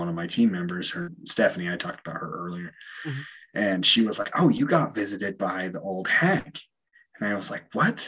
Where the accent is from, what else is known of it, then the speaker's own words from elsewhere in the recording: Utah, United States; I grew up in Utah. I grew up in a fairly religious town